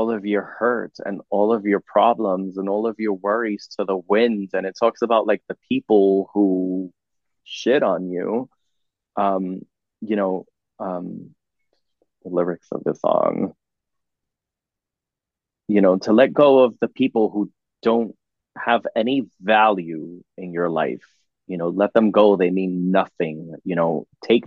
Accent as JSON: {"language": "English", "country": "United States", "said": "I'm an artist from America"}